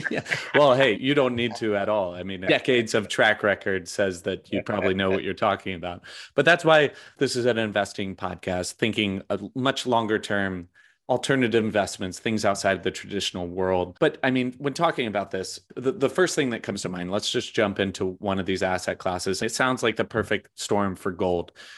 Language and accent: English; United States; as an American